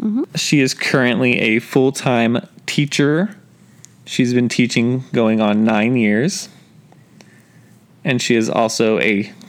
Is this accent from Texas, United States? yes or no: yes; San Antonio, Texas, United States; we're both from San Antonio.